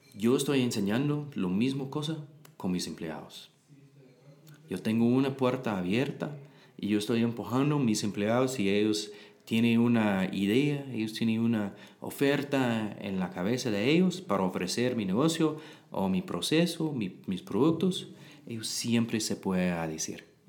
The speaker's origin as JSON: {"language": "Spanish", "region": "Texas", "country": "United States", "second_language": "Spanish", "moved": "as an adult", "lives_now": "Guatemala", "said": "Yo soy de Texas"}